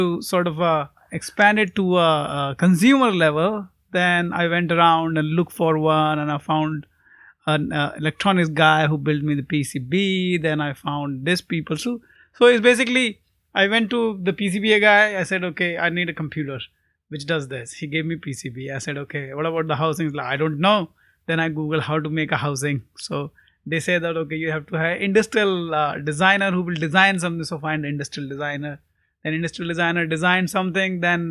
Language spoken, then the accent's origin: English; India; I grew up in India